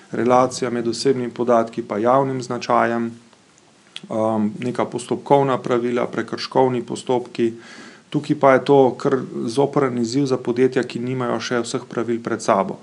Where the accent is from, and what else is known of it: Slovenia